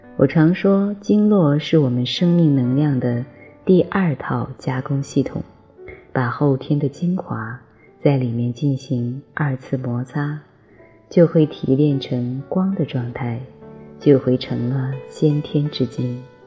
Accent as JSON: {"language": "Chinese", "country": "China", "said": "我们中国人"}